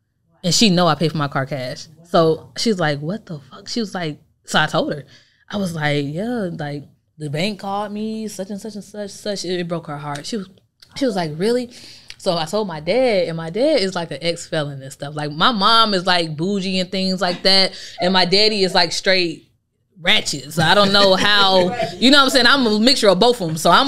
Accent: Chicago, Illinois, United States; I'm from Chicago. Oh, you know what I'm saying? So all my family's still up there.

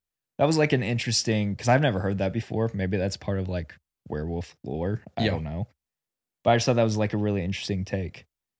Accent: Oklahoma, United States; Yeah, we grew up in Oklahoma, so again.

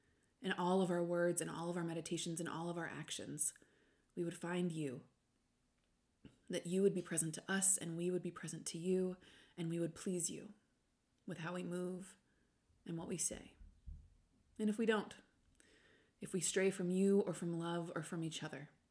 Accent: United States; I'm also American.

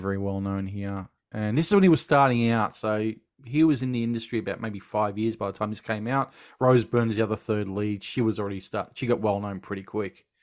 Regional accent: Australia; Being Australian

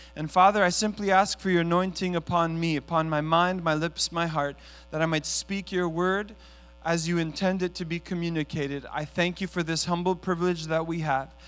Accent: Montreal, Quebec, Canada; I was born in Montreal. I'm the son of, uh, immigrant parents from Italy

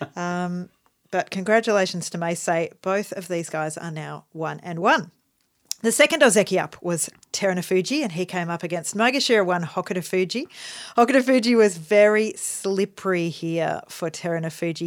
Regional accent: Australia; we're Australian

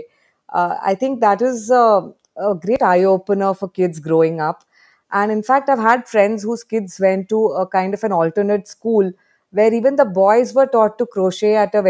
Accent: Mumbai, Maharashtra, India; my generation growing up in Bombay, I didn't have access to any garden or anything

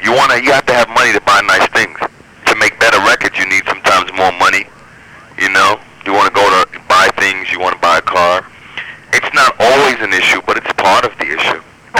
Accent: New York City, New York, United States; now in Manhattan, United States; I grew up in Brooklyn

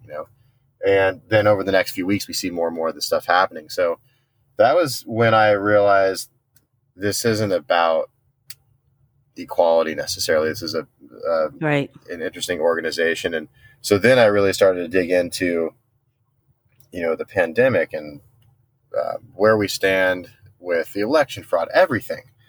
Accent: San Diego, California, United States; I'm from Southern California, born and raised in San Diego

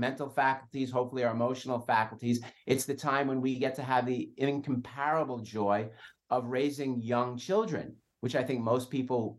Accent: New York City, New York, United States; I'm Italian. I grew up in Brooklyn.

